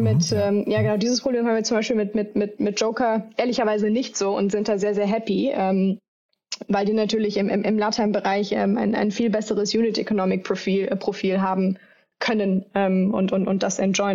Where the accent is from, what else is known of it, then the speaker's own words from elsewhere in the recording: Düsseldorf, North Rhine-Westphalia, Germany; moved away; ich komme ja ursprünglich aus Düsseldorf im Rheinland